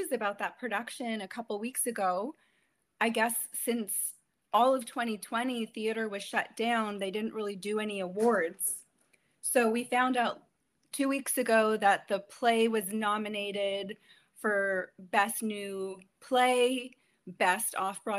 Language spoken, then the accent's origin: English; Maple, Ontario, Canada; moved away as an adult; also born or lived in New York City / Los Angeles; I'm originally from Maple. I grew up in this small town that's been growing rapidly